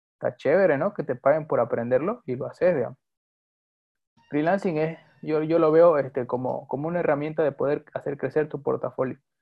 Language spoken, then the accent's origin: Spanish; Bolivia; also born or lived in Santa Cruz; soy boliviano de nacionalidad. Eh, actualmente resido en la ciudad de Santa Cruz